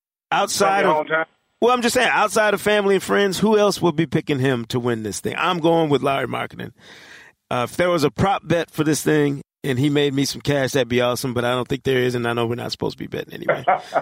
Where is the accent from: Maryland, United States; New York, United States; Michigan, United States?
Michigan, United States; Grand Rapids; born or raised there